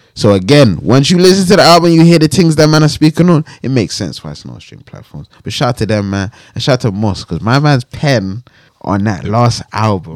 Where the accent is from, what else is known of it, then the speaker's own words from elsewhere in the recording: London, United Kingdom; I grew up in I grew up in West, like Grove's down the road